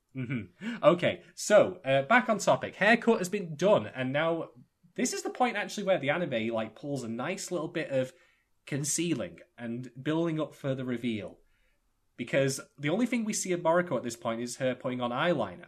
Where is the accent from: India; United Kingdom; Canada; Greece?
United Kingdom; I'm a Brit